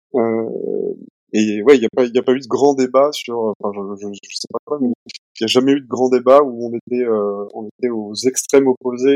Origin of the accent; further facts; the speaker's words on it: Nantes, Pays de la Loire, France; moved away as an adult; also born or lived in Edinburgh / Angers / Toulouse / Bordeaux; now in Paris, France; je suis originaire de Nantes